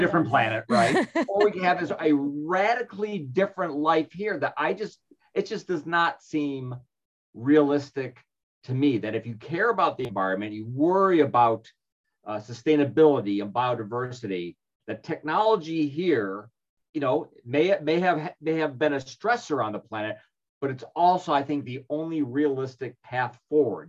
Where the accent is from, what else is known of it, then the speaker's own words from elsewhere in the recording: Chicago, Illinois, United States; moved away; I'm originally from Chicago and we used to live back there